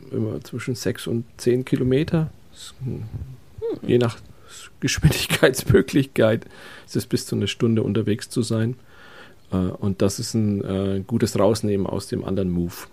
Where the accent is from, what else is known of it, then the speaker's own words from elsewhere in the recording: Franconia, Germany; ich leide als Franke